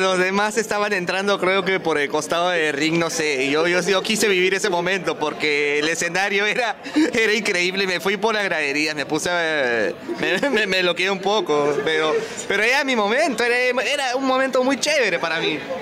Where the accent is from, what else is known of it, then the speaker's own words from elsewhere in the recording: Huancayo, Junín, Peru; moved away as an adult; now in Lima, Peru; soy de Huancayo, o sea, mi base es Huancayo